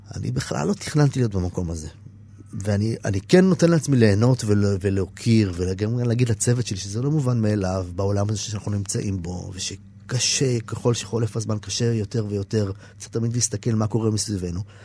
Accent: Israel; אני קיבוצניק

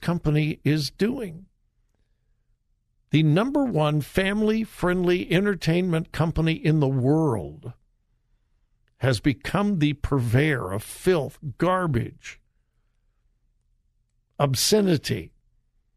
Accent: Southern California, United States; moved away as an adult; now in Ohio, United States; I'm from Southern California. I'm old enough to remember when Disneyland opened in Anaheim. I was very young, but I remember. We used to go there all the time to Disneyland. My high school had their senior all-night party at Disneyland

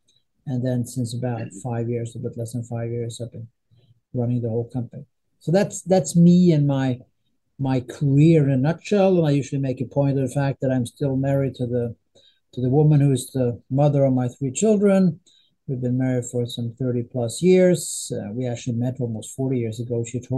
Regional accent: northern Sweden, Sweden; English is a second language; Anyway, I am from Sweden. I'm from a relatively small town in northern Sweden. That's my background.

